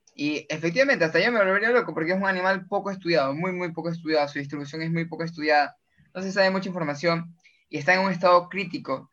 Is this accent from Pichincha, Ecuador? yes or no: no; Guayaquil, Guayas, Ecuador; como guayaquileños o personas que vivimos en la zona de la costera